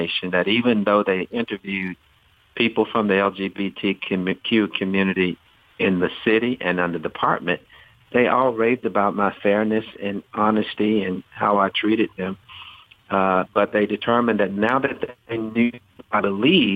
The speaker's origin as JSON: {"language": "English", "town": "Shreveport", "region": "Louisiana", "country": "United States", "tie": "born or raised there", "said": "I grew up in Shreveport, Louisiana"}